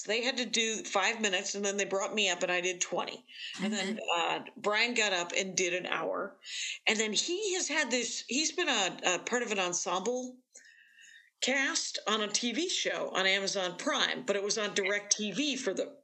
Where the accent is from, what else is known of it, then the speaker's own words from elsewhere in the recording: Wisconsin, United States; I'm from Wisconsin.